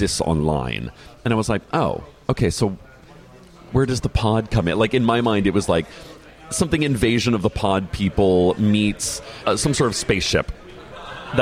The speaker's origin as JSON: {"language": "English", "country": "United States", "said": "as an American"}